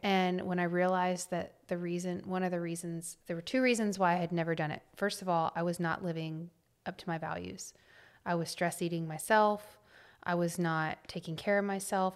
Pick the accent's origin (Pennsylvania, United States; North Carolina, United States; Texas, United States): Texas, United States; Temple; I grew up in a small town north of Austin